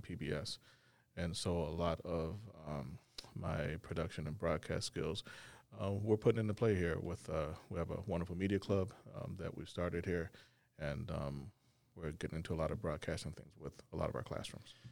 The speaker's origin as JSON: {"language": "English", "region": "Arkansas", "country": "United States", "moved": "yes", "lives_now": "Plattsburgh, United States", "said": "originally from Arkansas"}